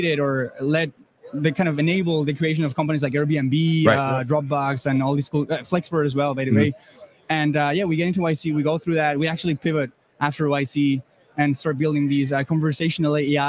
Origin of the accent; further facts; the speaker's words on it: Spain; moved away as an adult; also born or lived in Germany; now in United States; I come from Spain originally.